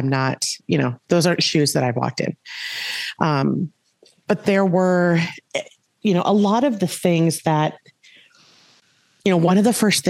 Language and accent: English; Minnesota, United States; also born or lived in California / Wisconsin / Pipestone, Minnesota; I primarily grew up in Minnesota. I was born in California, and at like 18 months old, we moved here. My dad is a West Central Minnesota farm kid. And, you know, my sister and I did the majority of our growing up in Minnesota